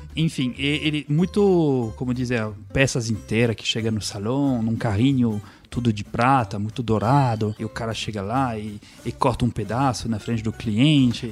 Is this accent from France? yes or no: yes; France; moved away; somos nós, franceses